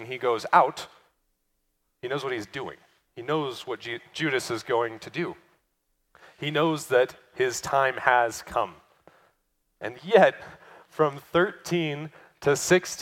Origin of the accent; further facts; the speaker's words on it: United States; as American Christians